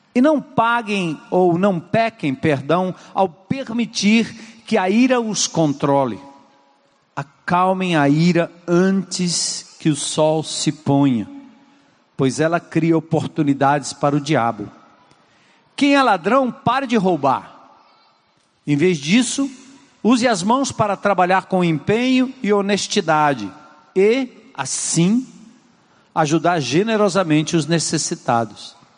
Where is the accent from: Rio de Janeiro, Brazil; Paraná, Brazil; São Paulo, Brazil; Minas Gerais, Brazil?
São Paulo, Brazil; moved away; em São Paulo, onde eu nasci, na Zona Norte